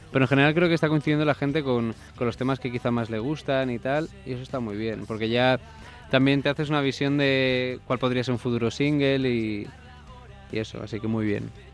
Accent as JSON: {"language": "Spanish", "area": "Mallorca", "region": "Balearic Islands", "country": "Spain", "moved": "yes", "lives_now": "Madrid, Spain", "said": "Yo soy de Mallorca"}